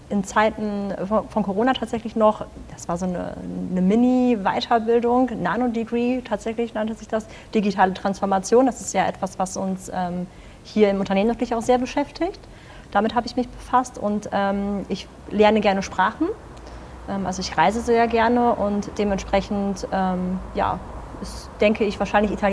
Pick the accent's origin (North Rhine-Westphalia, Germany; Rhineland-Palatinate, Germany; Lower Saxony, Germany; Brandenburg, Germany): North Rhine-Westphalia, Germany; Und ich meine, wir als äh, Münsterländer, als Westfale sind das Fahrradfahren durchaus